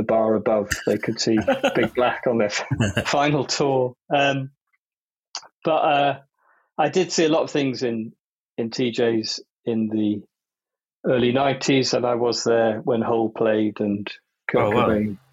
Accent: Newport, Wales, United Kingdom; I come from Newport, which I think is the Welshest town in Wales

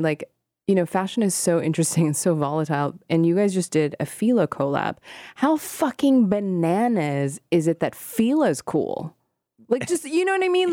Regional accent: Hong Kong; moved away; when I was growing up in Hong Kong

